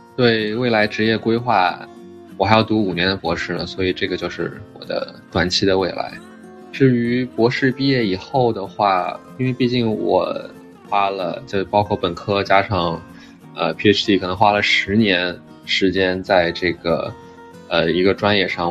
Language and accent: Chinese; Shanghai, China; moved away as an adult; also born or lived in Beijing / Durham, North Carolina, United States; now in Cambridge, Massachusetts, United States; 我是出生在北京，然后大部分教育都在上海初中、高中之类的